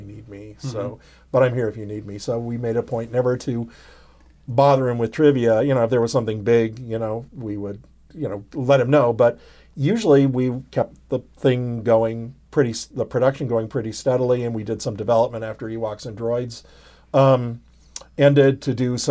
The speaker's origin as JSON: {"language": "English", "town": "San Francisco", "region": "California", "country": "United States", "also_born_or_lived": "Los Angeles", "moved": "as an adult", "said": "I was from San Francisco, from the area, and I thought, oh, it'd be fun to go home for a while"}